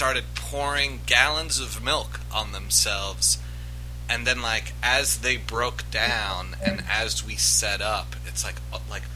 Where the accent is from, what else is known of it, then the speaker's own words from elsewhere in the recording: New York, United States; moved away as an adult; now in Philadelphia, United States; I was born and raised in New York, and I moved here probably around like 15 years ago